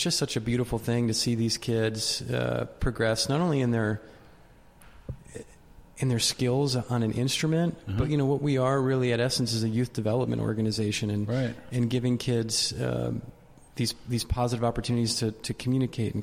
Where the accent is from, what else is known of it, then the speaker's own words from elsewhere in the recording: Maine, United States; moved away as an adult; also born or lived in Vermont; I grew up in Maine